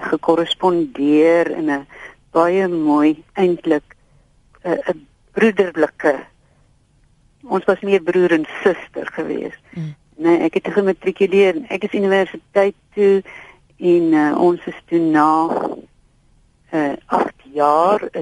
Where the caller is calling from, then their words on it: Pretoria, Gauteng, South Africa; van Pretoria